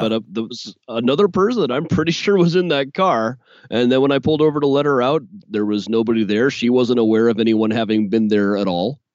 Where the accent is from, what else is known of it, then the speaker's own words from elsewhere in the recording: Des Moines, Iowa, United States; moved away as an adult; now in Chicago, United States; growing up in Des Moines